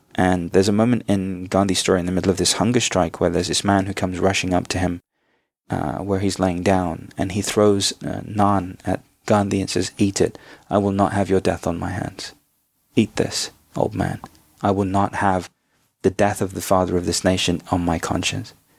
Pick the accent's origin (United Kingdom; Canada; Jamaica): United Kingdom; also born or lived in India (ancestry); now in United States; I'm now an American citizen as well as a British national, I'm a dual national